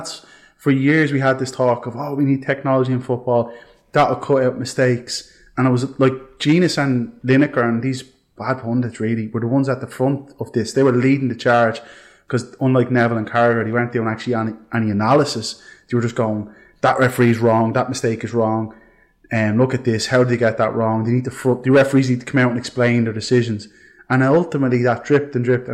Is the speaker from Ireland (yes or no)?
yes; Ireland; as Irish football fans